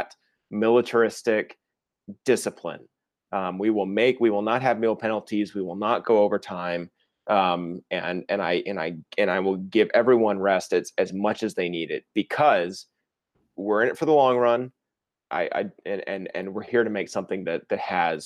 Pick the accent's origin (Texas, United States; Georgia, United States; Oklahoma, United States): Texas, United States; Fort Worth; also born or lived in Los Angeles; Fort Worth was great. Shot in my hometown, had a lot of hometown help.